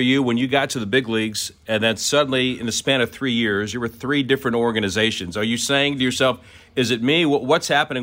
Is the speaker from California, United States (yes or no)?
no; Orlando, Florida, United States; I grew up in Orlando